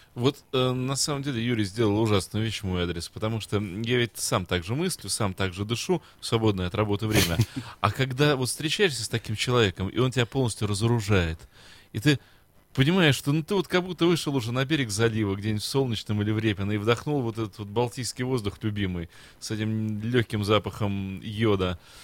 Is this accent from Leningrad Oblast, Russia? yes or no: no; Saint Petersburg, Russia; я настоящий петербуржец